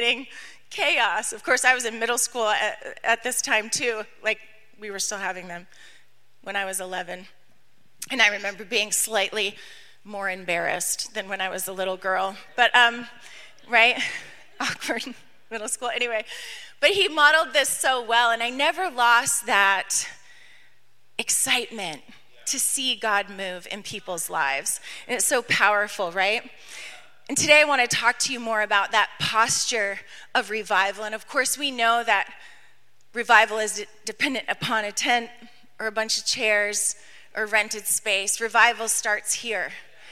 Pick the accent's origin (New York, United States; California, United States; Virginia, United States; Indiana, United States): New York, United States; we weren't Southern, okay? We're from New York